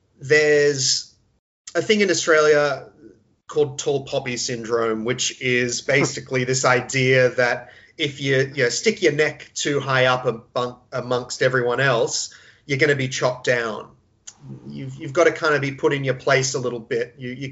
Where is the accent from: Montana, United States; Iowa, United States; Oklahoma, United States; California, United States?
California, United States; I spent part of my time growing up in Southern California, which is, of course, a very liberal, entertainment world-focused part of the world